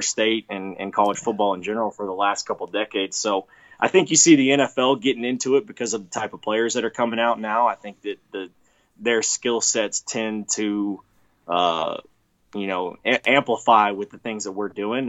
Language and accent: English; Texas, United States; I'm from Texas